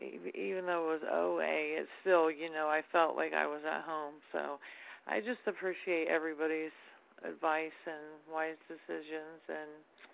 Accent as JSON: {"language": "English", "region": "Florida", "country": "United States", "said": "Hi, this is …. I'm from Florida."}